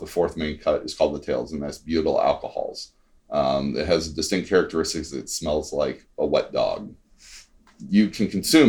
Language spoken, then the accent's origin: English; Missouri, United States; now in Gahanna, United States; I'm from Missouri. I went to a school called University of Central Missouri